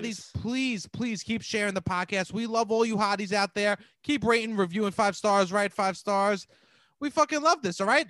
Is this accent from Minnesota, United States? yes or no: no; New York, United States; we're from New York